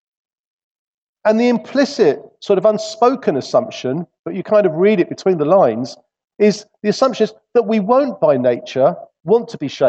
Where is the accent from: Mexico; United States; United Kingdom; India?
United Kingdom; England; being English